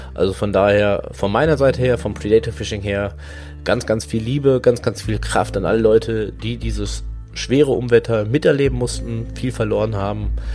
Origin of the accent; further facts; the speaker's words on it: Hagen, North Rhine-Westphalia, Germany; Ich komme halt hier auch aus der Gegend, Hagen und Umgebung